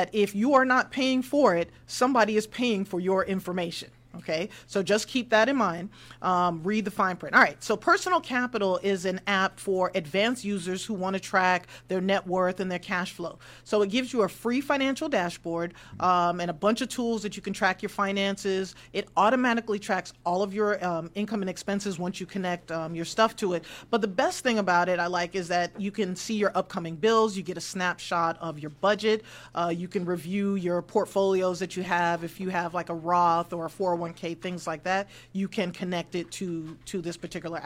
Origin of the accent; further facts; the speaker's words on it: New York, United States; I'm from New York.